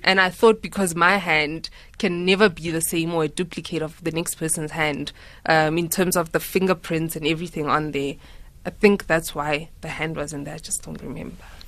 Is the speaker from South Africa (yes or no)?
yes; Mahikeng, North West, South Africa; growing up in Mafeking